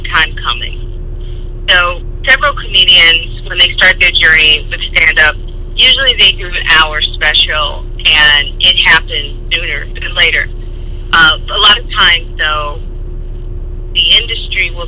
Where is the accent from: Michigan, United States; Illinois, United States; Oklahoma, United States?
Illinois, United States; Chicago; now in New York City, United States; I'm originally from Chicago, and I moved to New York City